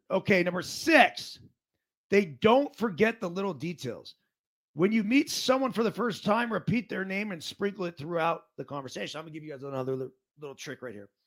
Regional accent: Truckee, California, United States; Bob from Pittsburgh. … from Truckee.

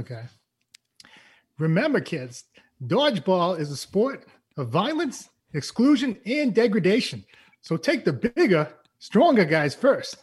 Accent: East Coast, United States; moved away; I am from the East Coast

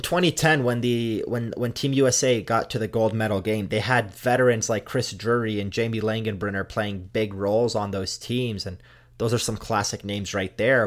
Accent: Canada; I'm Canadian

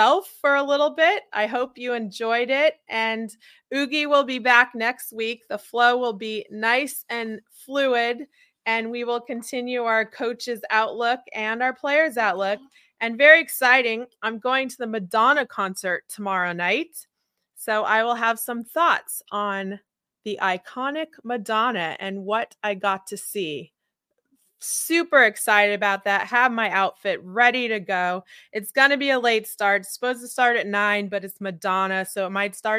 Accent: San Diego, California, United States; I was from San Diego

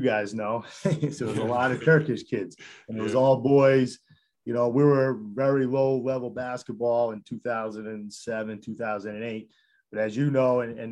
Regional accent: Putnam, Connecticut, United States; born and raised in Putnam, Connecticut

